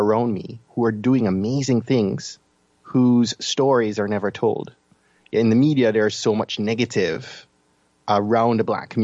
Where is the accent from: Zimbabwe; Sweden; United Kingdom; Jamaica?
Jamaica; I'm from Jamaica, as you can probably tell from my accent